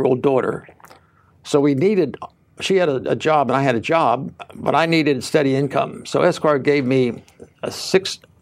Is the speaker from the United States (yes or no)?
yes; Ocean City, New Jersey, United States; I grew up in Ocean City, New Jersey